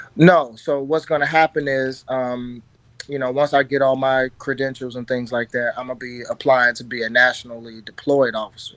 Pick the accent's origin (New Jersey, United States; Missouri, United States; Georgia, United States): Missouri, United States; St. Louis; I'm from South City